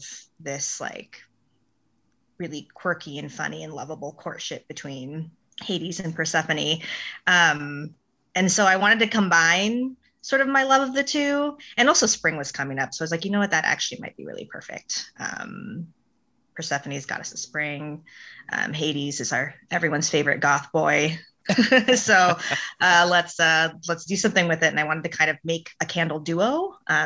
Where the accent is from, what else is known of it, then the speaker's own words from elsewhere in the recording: the Northwest, Pacific Northwest, United States; I'm not from Mississippi, but you know, I'm from the Northwest.